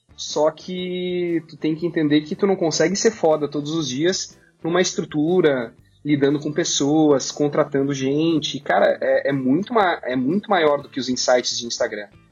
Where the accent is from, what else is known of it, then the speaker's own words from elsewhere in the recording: Gramado, Rio Grande do Sul, Brazil; lá na minha cidade